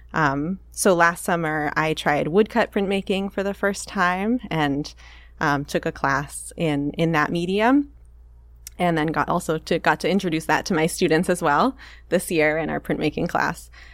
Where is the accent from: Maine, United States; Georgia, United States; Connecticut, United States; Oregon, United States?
Maine, United States; also born or lived in San Francisco; now in Seattle, United States; I'm from Maine originally